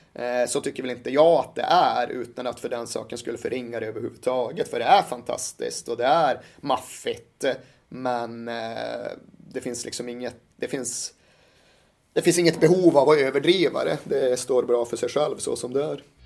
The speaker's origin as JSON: {"language": "Swedish", "town": "Malmberget", "region": "Norrbotten County", "country": "Sweden", "tie": "born or raised there", "said": "Jag växte upp i Malmberget i mitten av 80-talet."}